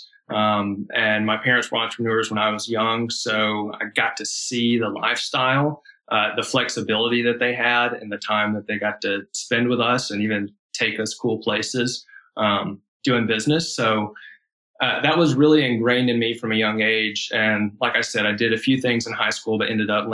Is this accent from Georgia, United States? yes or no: yes; Atlanta, Georgia, United States; also born or lived in Charlotte, North Carolina; I grew up here in Georgia on the west side of Atlanta. And then in my early teen years, we moved up to the mountains in a small town